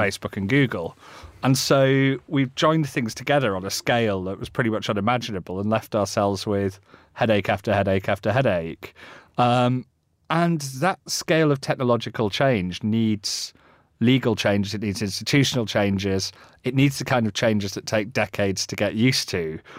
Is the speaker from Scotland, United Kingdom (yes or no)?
no; Yorkshire moors, Yorkshire and the Humber, United Kingdom; I grew up on the Yorkshire moors.